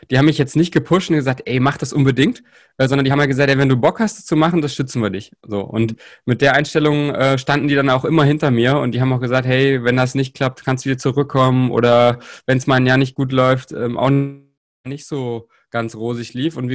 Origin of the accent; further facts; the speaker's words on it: Saxony-Anhalt, Germany; also ich komme ja aus Sachsen-Anhalt und da ist es halt auch immer noch so, so ein bisschen, da sind noch rudimentär so ein bisschen die Strukturen von der, vom DDR-Sport noch vorhanden